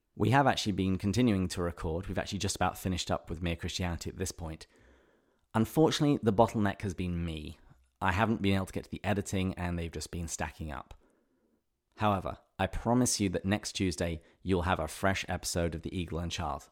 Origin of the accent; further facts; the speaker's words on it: England, United Kingdom; I was growing up in England